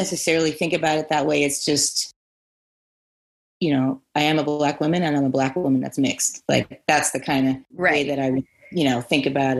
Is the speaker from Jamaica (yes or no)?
no; Santa Monica, California, United States; I was born in Santa Monica. I'm born and raised in Cali. I'm a Cali girl for life